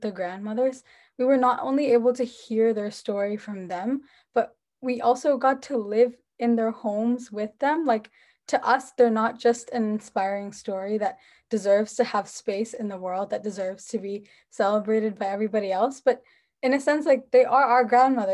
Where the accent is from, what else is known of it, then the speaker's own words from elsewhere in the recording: New Jersey, United States; I'm from New Jersey in the US.